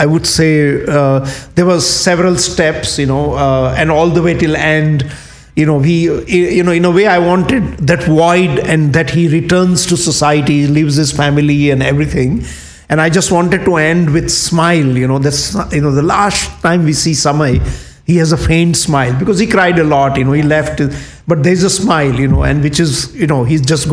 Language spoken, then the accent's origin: English; Kathiawar, Gujarat, India; moved away; when you grow up in Indian countryside, like the where I grew up in Kathiawad, which is in Gujarat